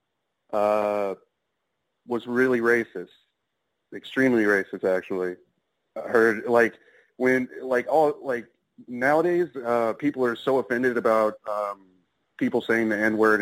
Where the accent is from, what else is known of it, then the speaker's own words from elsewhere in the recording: metro Atlanta, Georgia, United States; I'm out of Atlanta, Georgia. Grew up there